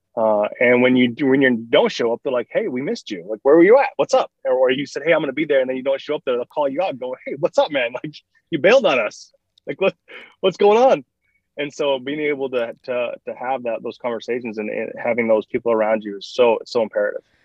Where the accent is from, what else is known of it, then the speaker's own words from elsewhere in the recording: Michigan, United States; moved away; I'm from Michigan originally